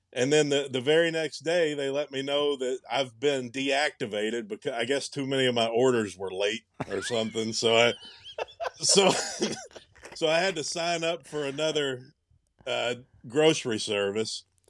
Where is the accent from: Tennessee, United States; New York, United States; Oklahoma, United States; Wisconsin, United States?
Tennessee, United States; moved away; I'm from Tennessee